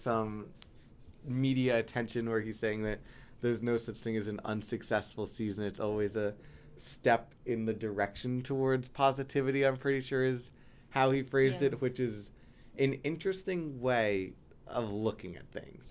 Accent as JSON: {"language": "English", "region": "New York", "country": "United States", "said": "as a New Yorker"}